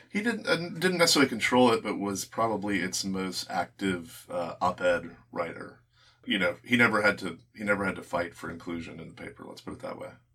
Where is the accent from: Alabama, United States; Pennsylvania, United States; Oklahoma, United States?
Alabama, United States; Birmingham; we're both from Alabama, from Birmingham.